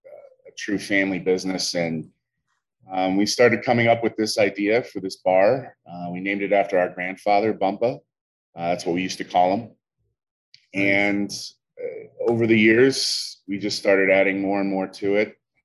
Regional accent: Pittsburgh, Pennsylvania, United States; moved away as an adult; now in Charleston, United States; We grew up in Pittsburgh. Me and my family have been there for a very long time.

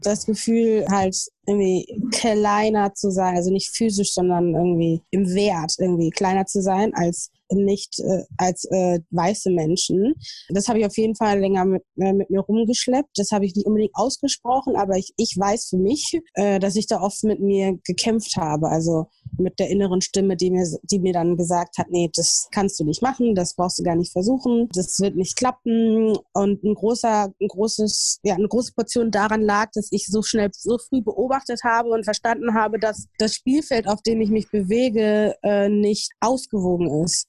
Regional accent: Ruhr area, North Rhine-Westphalia, Germany; moved away as an adult; also born or lived in Essen / Ghana / New York; now in Berlin, Germany; ich bin also eine Pottpflanze, ich komme aus dem Ruhrpott

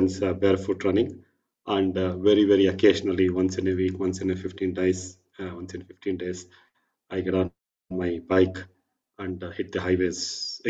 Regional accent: Bangalore, Karnataka, India; I was born and brought up in Bangalore

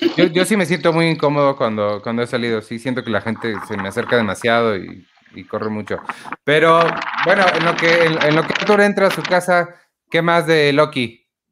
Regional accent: Mexico; nosotros somos mexicanos, mexicanos? O sea, 100% mexicanos que vivimos aquí, crecimos aquí.

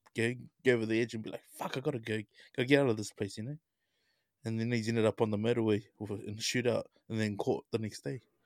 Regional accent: Auckland, New Zealand; I grew up in Ranui.

